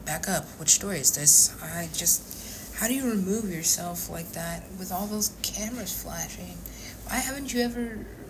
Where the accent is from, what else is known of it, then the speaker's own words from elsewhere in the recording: United States; I'm an American